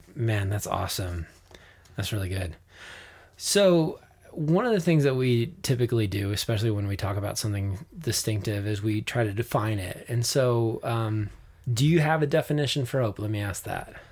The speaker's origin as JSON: {"language": "English", "town": "Flagstaff", "region": "Arizona", "country": "United States", "tie": "born or raised there", "said": "growing up in Flagstaff in the mountains"}